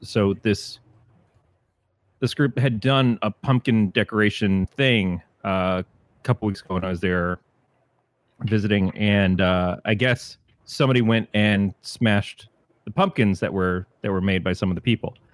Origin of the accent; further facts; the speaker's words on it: Michigan, United States; I'm from Michigan